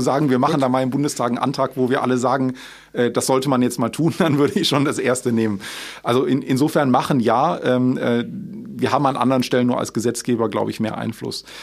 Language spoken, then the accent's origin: German; Aachen, North Rhine-Westphalia, Germany; Ich war damals als Schüler selbst aktiv ähm, bei Schlau NRW, ähm, also ein Schulaufklärungsnetzwerk, damals bei uns in Aachen